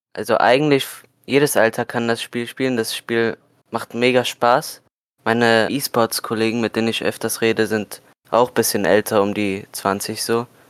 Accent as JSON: {"language": "German", "country": "Germany", "said": "Ich komme aus Deutschland"}